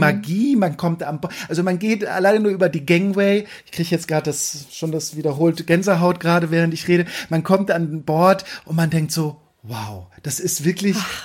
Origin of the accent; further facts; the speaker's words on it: Kiel, Schleswig-Holstein, Germany; ich komme aus Kiel, also von der Ostsee. Mein Vater war bei der Marine, das heißt, ich hatte auch als Kind immer äh, wieder Bezug äh, zu Schiffen